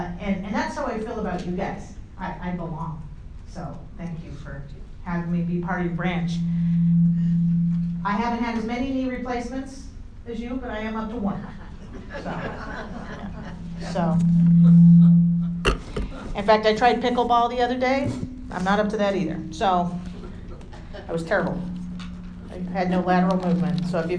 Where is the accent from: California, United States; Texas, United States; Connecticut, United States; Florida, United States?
California, United States; San Diego; now in Utah, United States; I grew up in San Diego, I lived in Northern California for about a decade, and then I've lived here for quite a time.